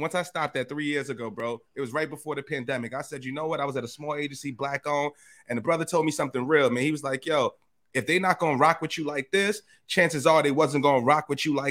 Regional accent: New York City, New York, United States; from the Bronx

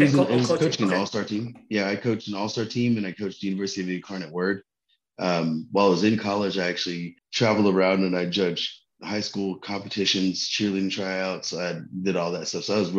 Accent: Texas, United States; also born or lived in Ellsworth, Maine; Most of my life I was living in Texas. I'm actually a military brat, you know, kind of standard Filipino family. Dad's in the Navy, mom's a nurse. I was born in Ellsworth, Maine.

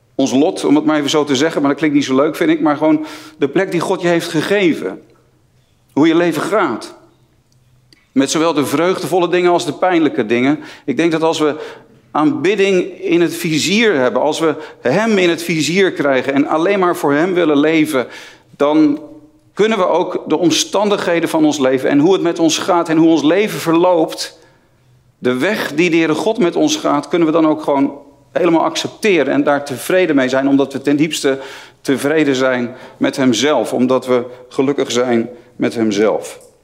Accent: near Haarlem, North Holland, Netherlands; Ik, eh, ik kom uit de buurt van Haarlem, niet zo ver van Amsterdam vandaan.

